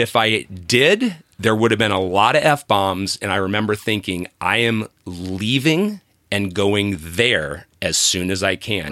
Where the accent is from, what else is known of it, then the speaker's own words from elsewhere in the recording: Columbus, Ohio, United States; moved away as an adult; now in California, United States; I grew up in Ohio